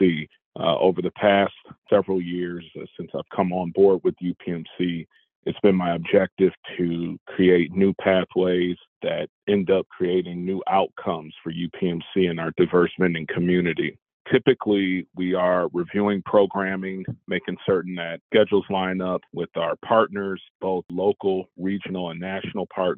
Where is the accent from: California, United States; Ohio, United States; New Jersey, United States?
Ohio, United States; Toledo; moved away as an adult; now in Pittsburgh, United States; my hometown of Toledo, Ohio